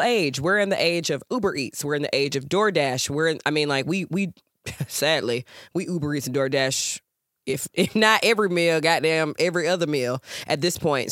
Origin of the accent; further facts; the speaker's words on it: Georgia, United States; moved away; I'm from Georgia. I'm a Georgia girl, born and bred